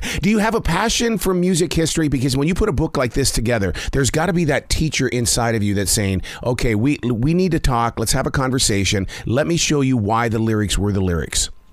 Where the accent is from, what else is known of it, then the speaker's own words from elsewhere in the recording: Montana, United States; I'm from Montana